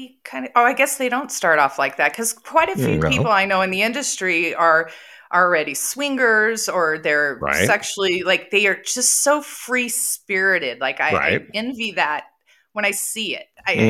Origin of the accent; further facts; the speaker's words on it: San Diego, California, United States; now in Colorado, United States; I'm from San Diego. When you grow up there, people are not self-employed there. You work for people. I currently live in Colorado, where everybody is self-employed.